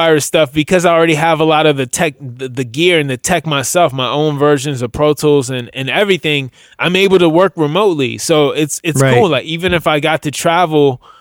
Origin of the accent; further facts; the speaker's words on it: Washington, District of Columbia, United States; also born or lived in Silver Spring, Maryland; I was born in Washington DC, but I spent the majority of my adult life, or my life period, living in between Washington DC and a suburb of called Silver Spring, Maryland.